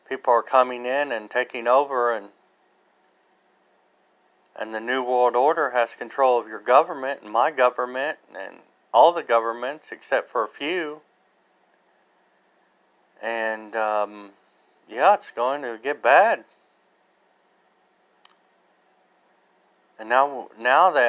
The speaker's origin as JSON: {"language": "English", "country": "United States", "said": "I'm not Canadian, but I'm American"}